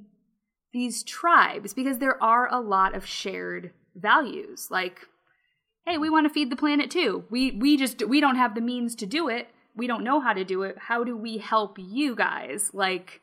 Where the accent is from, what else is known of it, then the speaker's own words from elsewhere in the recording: United States; I say that as an American